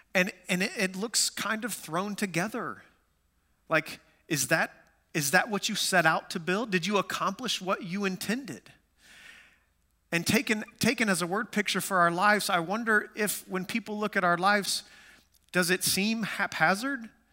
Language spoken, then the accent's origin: English; Amarillo, Texas, United States; moved away; I grew up in West Texas, Amarillo, Texas.